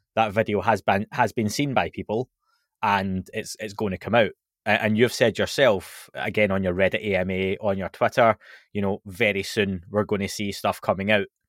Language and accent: English; Scotland, United Kingdom; I'm from Scotland